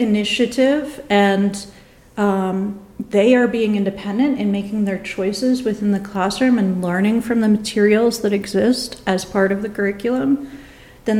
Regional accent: New York, United States; now in Nebraska, United States; I'm originally from New York

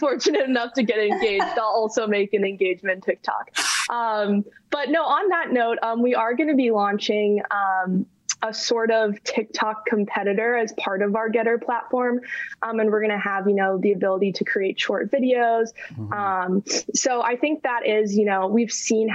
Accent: Chicago, Illinois, United States; now in New York, United States; I'm originally from Chicago and living in New York now.

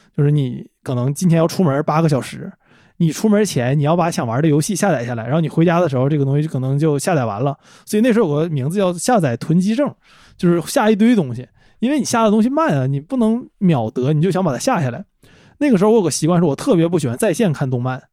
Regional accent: Changchun, Jilin, China; 那个作曲就是那个作者

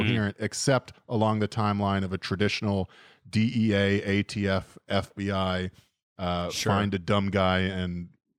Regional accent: United States; As an American

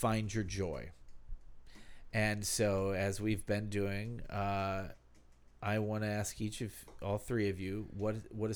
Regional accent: Ohio, United States; We are proudly from Ohio

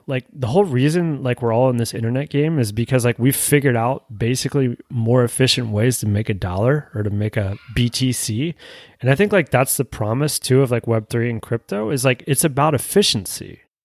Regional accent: United States; as being American

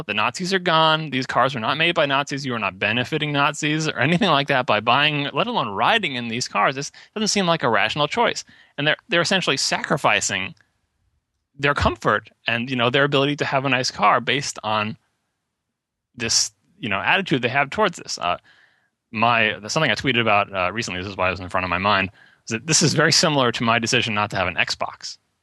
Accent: Long Island, New York, United States; accent: Long Island; I grew up on Long Island

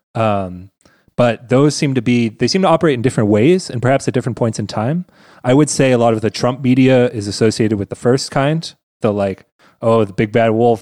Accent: United States; now in Germany; as an American in Germany

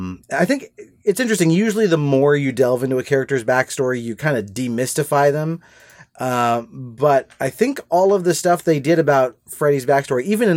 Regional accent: Laguna Beach, California, United States; Well, I grew up in Laguna Beach, California, and Robert Englund's house was in the same town, and so it's a relatively small city.

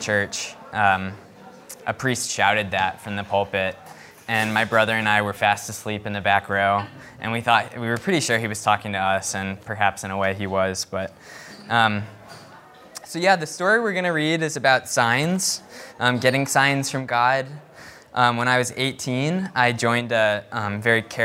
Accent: Northern Virginia, United States; also born or lived in Charlottesville, Virginia; I was born and raised in Northern Virginia

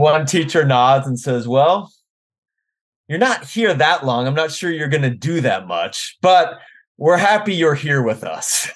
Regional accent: Washington, District of Columbia, United States; moved away as an adult; also born or lived in Arkansas / Wisconsin / North Carolina; now in Omaha, United States; I grew up in the Washington, D C area

